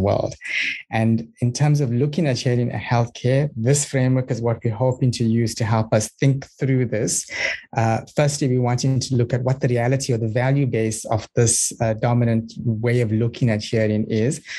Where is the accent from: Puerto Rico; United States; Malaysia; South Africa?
South Africa; now in New Zealand; I'm from South Africa, currently based in uh, New Zealand